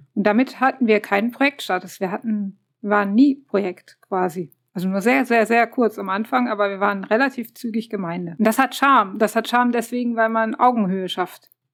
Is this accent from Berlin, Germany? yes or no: no; Aachen, North Rhine-Westphalia, Germany; Ich bin äh, auch aus Aachen.